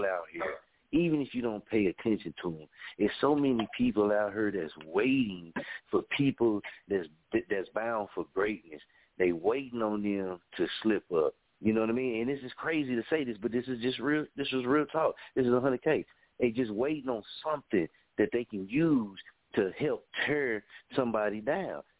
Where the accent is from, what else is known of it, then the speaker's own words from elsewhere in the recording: Story, Oklahoma, United States; I'm from Story, Oklahoma